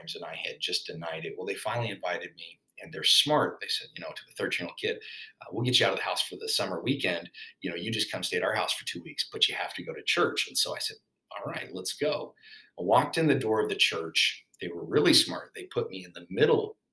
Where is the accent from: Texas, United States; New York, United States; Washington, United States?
Washington, United States; Spokane; I was born and raised in Spokane, Washington, to a pretty rough background